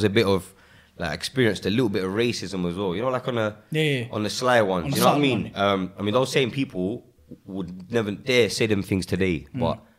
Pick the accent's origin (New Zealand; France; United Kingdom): United Kingdom; Walthamstow, London; Yeah, I grew up in Waltham Forest